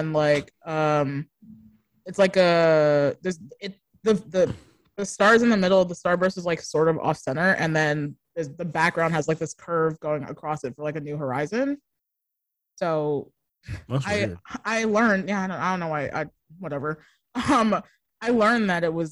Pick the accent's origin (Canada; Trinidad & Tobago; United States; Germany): Trinidad & Tobago; I'm Trinidadian